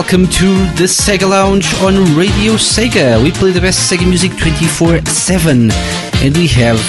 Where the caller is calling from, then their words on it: Portugal; I'm live from Portugal, and this week I'm lonely, so lonely.